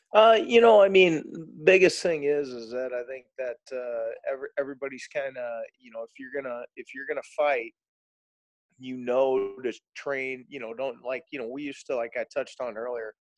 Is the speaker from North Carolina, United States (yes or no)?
no; St. Louis, Missouri, United States; I grew up in uh, South County, born and raised in St. Louis